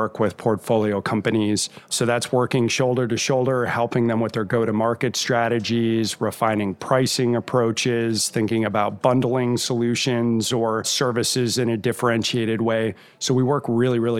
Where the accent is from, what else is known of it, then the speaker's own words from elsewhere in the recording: Rochester, Minnesota, United States; I was born in Rochester, Minnesota. And for anybody who's deeply involved in healthcare, you know that's the shadow of the Mayo Clinic. So I had the benefit of growing up in a great healthcare community